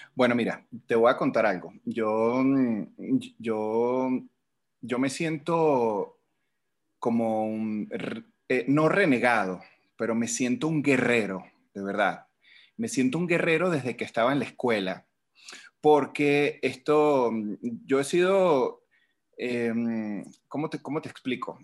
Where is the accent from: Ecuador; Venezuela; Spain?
Venezuela; moved away as an adult; now in Mexico; yo salí de Venezuela con un plan